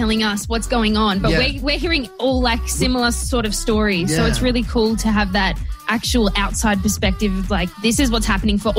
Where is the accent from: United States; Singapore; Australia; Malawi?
Australia; Blacktown, New South Wales; We're both from Blacktown.